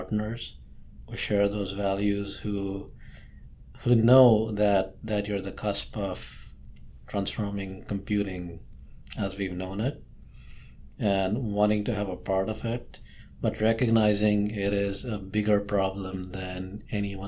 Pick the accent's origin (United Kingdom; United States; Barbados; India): India; moved away; growing up in India or in just Southeast Asia